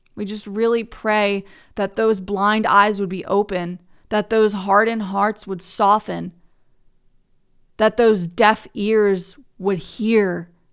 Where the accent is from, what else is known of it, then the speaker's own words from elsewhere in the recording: United States; I'm from America